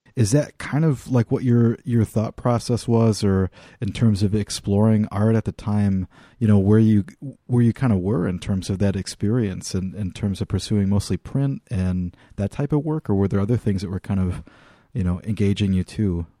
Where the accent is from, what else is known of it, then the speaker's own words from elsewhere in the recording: Midwest, United States; also born or lived in Laramie, Wyoming; growing up in the Midwest